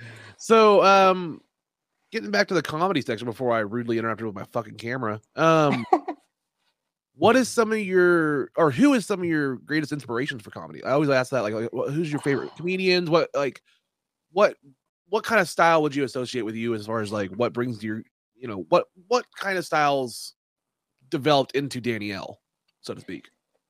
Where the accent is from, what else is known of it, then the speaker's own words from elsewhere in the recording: Kansas, United States; also born or lived in Oklahoma; We're from Kansas and Oklahoma, so pretty much everybody that had a DVD at Walmart.